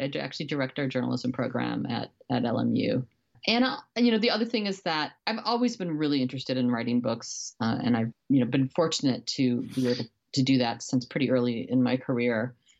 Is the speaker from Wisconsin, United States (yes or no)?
yes; Beloit, Wisconsin, United States; moved away as an adult; also born or lived in New York / Miami; now in Los Angeles, United States; I grew up in Wisconsin in a town called Beloit, uh, which is a smallish, uh, college town on the Illinois border